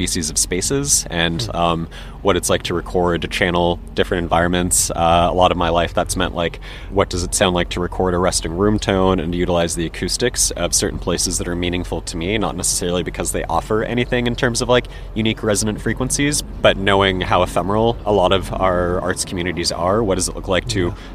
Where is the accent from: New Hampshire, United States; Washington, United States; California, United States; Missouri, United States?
California, United States; Los Angeles; I am born and raised in Los Angeles. I grew up generally around the West Side, so mostly Venice Beach zone